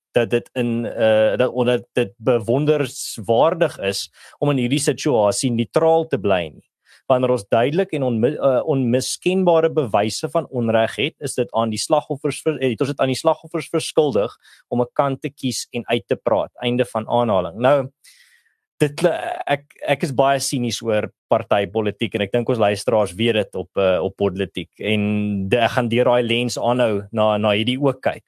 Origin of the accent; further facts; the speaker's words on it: South Africa; as 'n Afrikaner